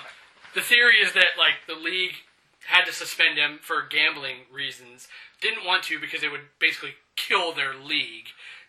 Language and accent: English; Denver, Colorado, United States; born there; Denver. I have family in Boulder.